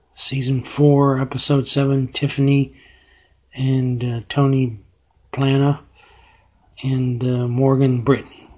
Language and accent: English; Havana, Cuba; I was born in Havana, Cuba.